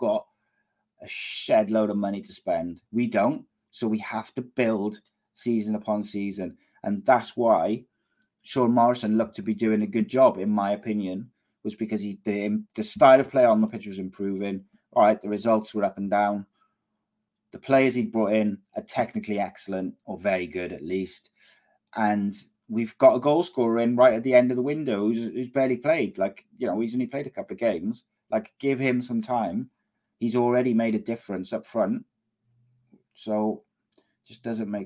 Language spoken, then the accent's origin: English; Cardiff, Wales, United Kingdom; a Cardiff boy. If my hometown club came calling